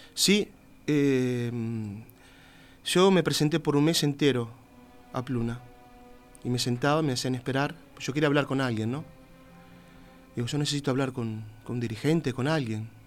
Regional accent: Uruguay; moved away as an adult

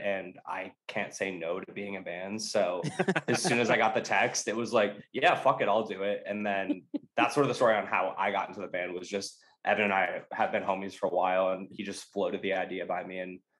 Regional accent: Providence, Rhode Island, United States; So I'm from Providence, Rhode Island.

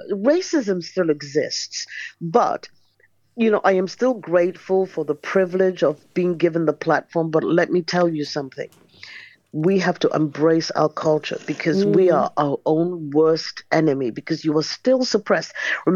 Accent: Nigeria; Most people don't believe I'm Nigerian. In fact, I look in the mirror and I'm thinking, are you Nigerian?

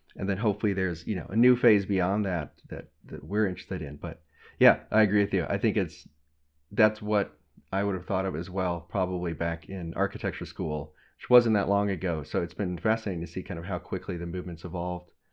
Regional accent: Texas, United States; growing up in Texas

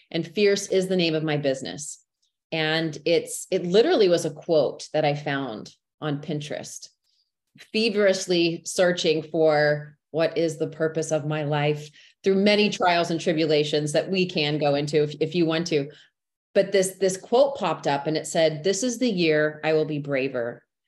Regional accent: Texas, United States; born and raised in Texas, which people always ask me, are you sure? Because you don't have the accent.

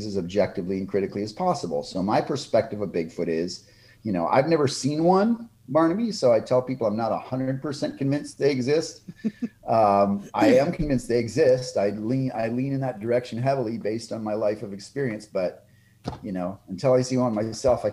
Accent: Texas, United States; here in my home state of Texas

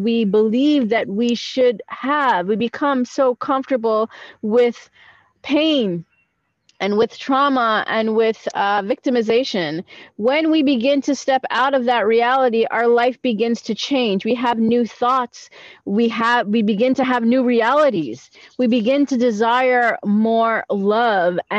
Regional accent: New York, United States; moved away as an adult; now in Israel; I'm actually a New Yorker that lived in New York, born in New York all my life. I immigrated to Israel about 7 years ago

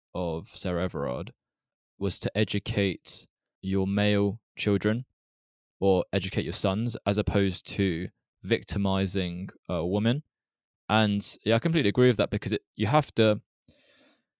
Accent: United Kingdom; we've grown up in the UK. I don't feel close enough to my home country to really integrate there. Like, I feel British

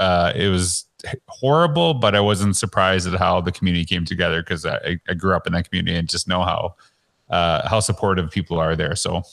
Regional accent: Humboldt, Saskatchewan, Canada; now in Alberta, Canada; I grew up in Humboldt as a kid.

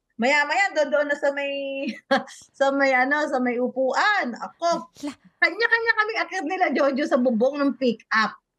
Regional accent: Carmona, Calabarzon, Philippines; Cavite talaga ako. Yung bayan namin, yung Carmona, Cavite

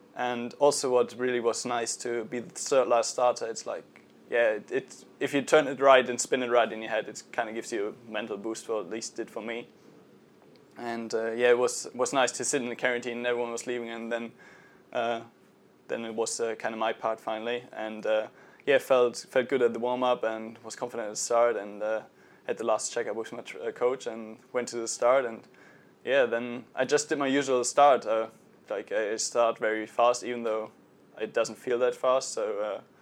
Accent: Dortmund, North Rhine-Westphalia, Germany; I come from a rather big town, Dortmund.

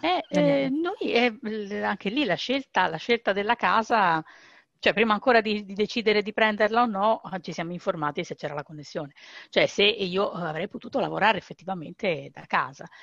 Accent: Rome, Lazio, Italy; moved away as an adult; io fino a quasi 40 anni sono stata a Roma, io sono di Roma e stavo lì.

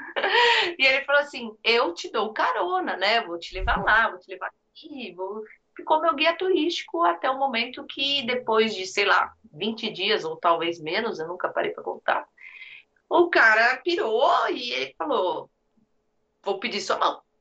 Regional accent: Brazil; now in United States; a gente é brasileiro

